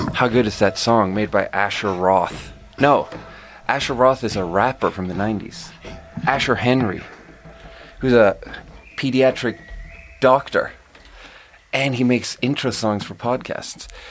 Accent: Sweden; moved away as an adult; also born or lived in China; now in United States; growing up in Sweden

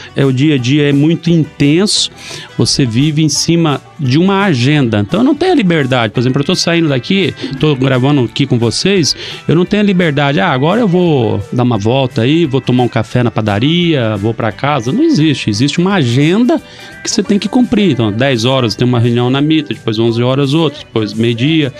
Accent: Maringá, Paraná, Brazil; Nasci em Maringá

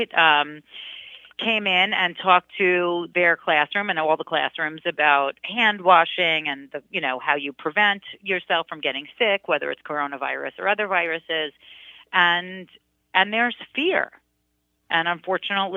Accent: New York City, New York, United States; at 12, and as a New Yorker, I mean, my God, I was a Queens kid. I was a city girl.

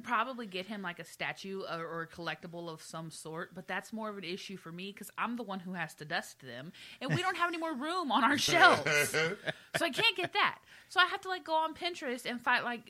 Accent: an island in Texas, United States; moved away; I'm from Texas. Not only am I from Texas, I'm from an island in Texas

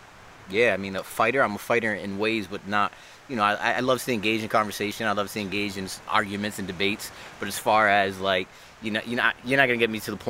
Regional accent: Providence, Rhode Island, United States; also born or lived in Bronx / Dominican Republic / Orlando; now in Hartford, United States; I lived in Dominican Republic, moved back to the Bronx, raised in Providence, Rhode Island, moved to Orlando, and then I'm in Hartford, Connecticut now.

